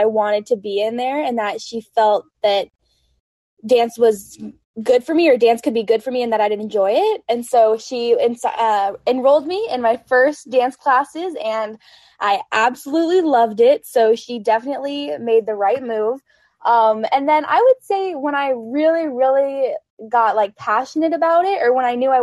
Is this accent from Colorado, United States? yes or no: yes; Colorado, United States; moved away; I'm from Colorado originally